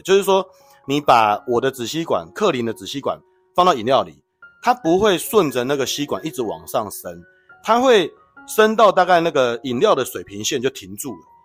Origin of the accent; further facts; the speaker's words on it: Taiwan; 我们台湾没这个习惯啦